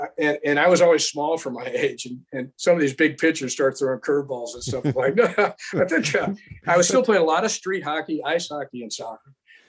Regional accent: St. Louis, Missouri, United States; also born or lived in San Diego; and myself, who was born in South St. Louis.

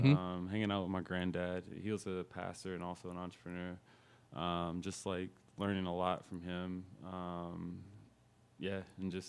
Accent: Indianapolis, Indiana, United States; Born and raised here in Indy.

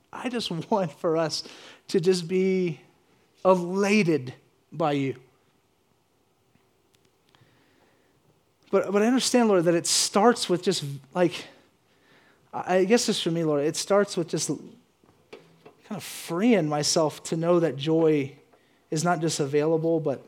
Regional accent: the South, United States; I grew up in the South where I kept hearing this stuff on the radio

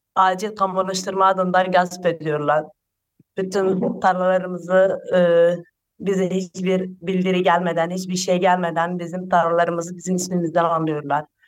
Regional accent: Dikmece area, Hatay, Turkey; Doğma büyüme buralıyım

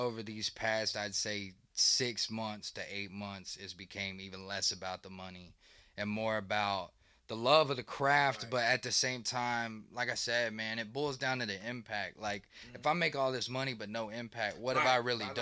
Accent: Charlotte, North Carolina, United States; I'm from Charlotte

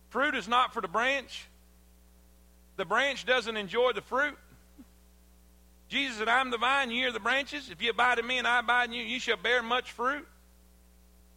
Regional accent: South Florida, United States; I grew up in South Florida.

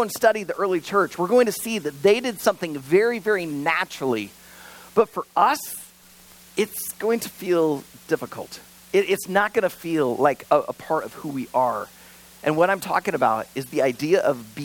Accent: United States; I was born in America and raised in America

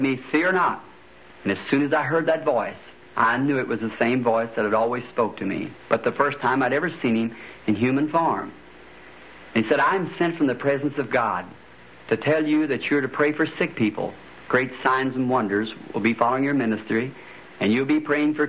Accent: Indiana, United States; also born or lived in Kentucky; At the age of 7, we moved from Kentucky to Indiana, up the road a bit from where we live now.

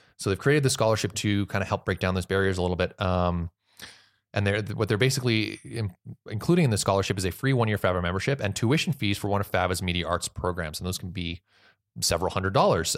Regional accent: Canada; I'm just so proud as Canadian.

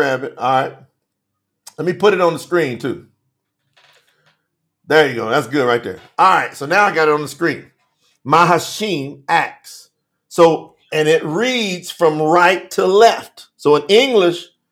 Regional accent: Kentucky, United States; moved away as an adult; now in Colombia; I live in South America, but I represent Kentucky as well. That's where I'm from.

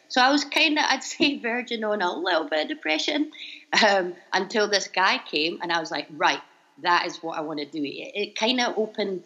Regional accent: Edinburgh, Scotland, United Kingdom; moved away as an adult; also born or lived in Japan / Libya / China / Tanzania; now in Bangkok, Thailand; you'll probably tell I'm from Scotland, so I hope you can all understand me. I'm from Edinburgh.

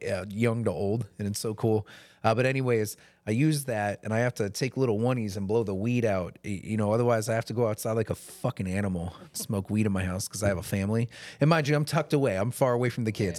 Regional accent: Maryland, United States; moved away; I grew up in Maryland, and that's only twelve hours from here in a car

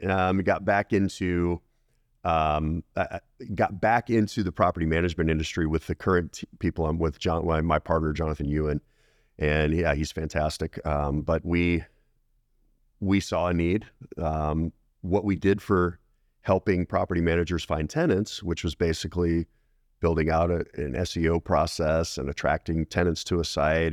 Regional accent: Colorado Springs, Colorado, United States; I grew up in Colorado, Colorado Springs area

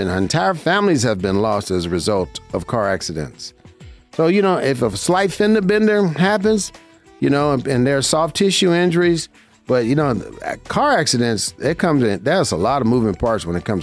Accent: Las Vegas, Nevada, United States; I've been here in my hometown, Las Vegas, Nevada

